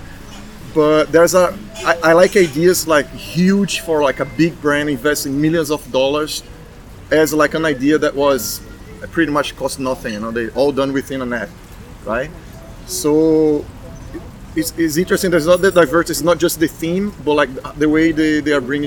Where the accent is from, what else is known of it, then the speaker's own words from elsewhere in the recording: Brazil; moved away as an adult; also born or lived in Dubai / Bahrain; now in United States; I'm from Brazil, but I left Brazil 11 years ago.